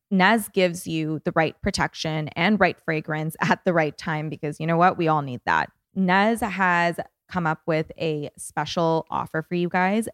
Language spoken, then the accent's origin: English; Toronto, Ontario, Canada; now in Los Angeles, United States; I'm from Toronto originally, and coming to L